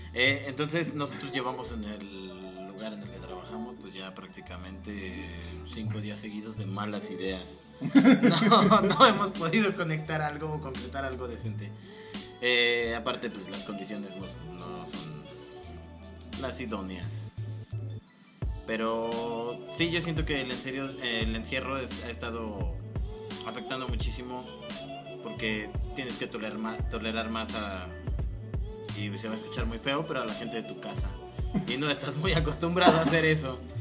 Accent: Mexico; como mexicanos

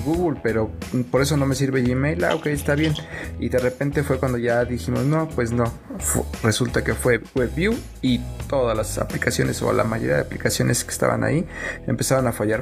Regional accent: Mexico

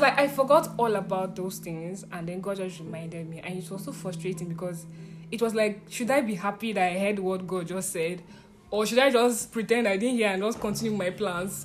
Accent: Nigeria; also born or lived in Abuja; I'm coming from Nigeria

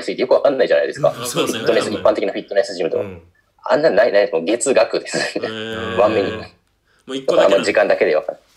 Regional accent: Japan; born or raised there; moved away as an adult; now in Georgia

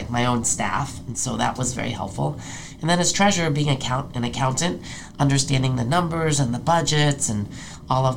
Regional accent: New York City, New York, United States; moved away as an adult; also born or lived in Long Island / Rochester / San Francisco; now in California, United States; my grandfather was a minister in New York City, where I was born and raised.

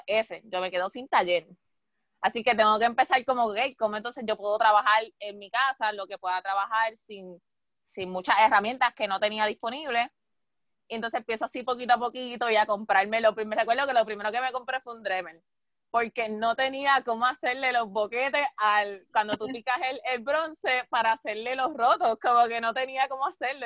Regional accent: Puerto Rico; nosotros como puertorriqueños

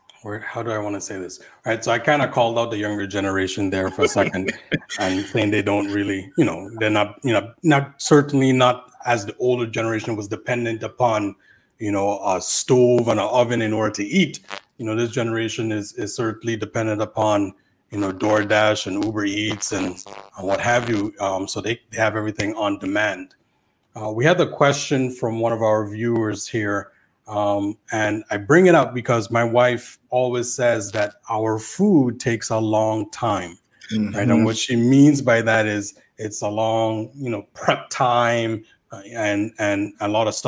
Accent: U.S. Virgin Islands; I know, you know, we're all from the Virgin Islands here.

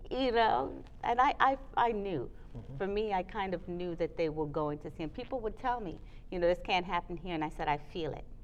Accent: New York, United States; also born or lived in the islands; I mean, I grew up in New York, I grew up in the islands.

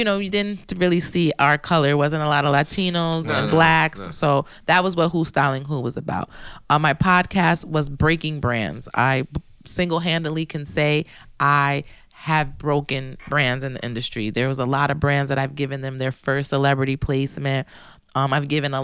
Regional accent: New Jersey, United States; I'm a girl from Jersey. I'm a girl from Jersey

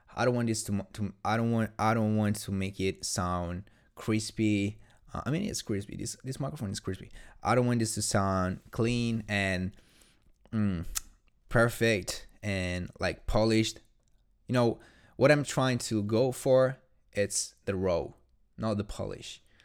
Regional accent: Italy; English is a second language; I'm not English, I'm Italian, in fact.

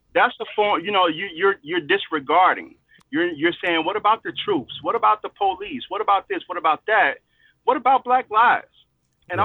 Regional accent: Chicago, Illinois, United States; I'm from Chicago.

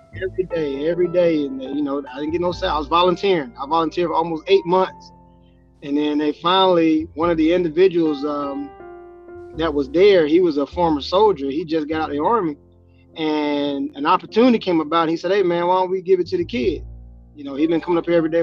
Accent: Spartanburg, South Carolina, United States; now in West Kentucky, United States; I'm from South Carolina, Spartanburg, South Carolina

